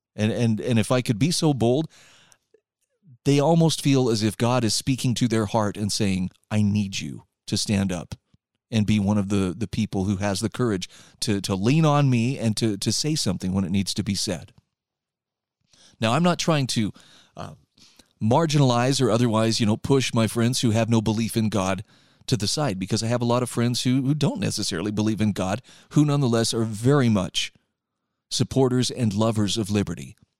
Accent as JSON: {"language": "English", "region": "Utah", "country": "United States", "said": "my home state of Utah"}